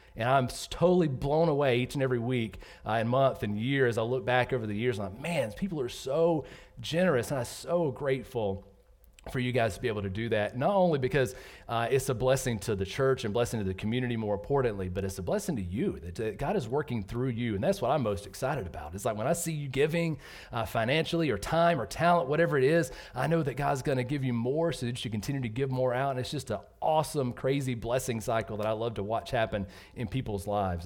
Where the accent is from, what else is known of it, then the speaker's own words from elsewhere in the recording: Georgia, United States; moved away as an adult; also born or lived in North Carolina; I grew up in Georgia